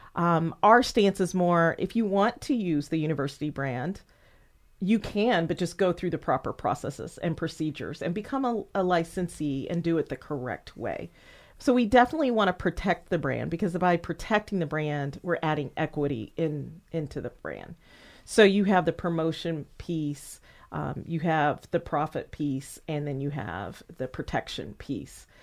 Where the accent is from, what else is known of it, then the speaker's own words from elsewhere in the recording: Indianapolis, Indiana, United States; moved away; also born or lived in Murfreesboro, Tennessee; my hometown